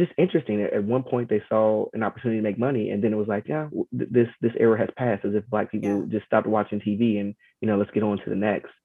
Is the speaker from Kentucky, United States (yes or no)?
yes; Georgetown, Kentucky, United States; now in DMV area, United States; growing up in Georgetown, Kentucky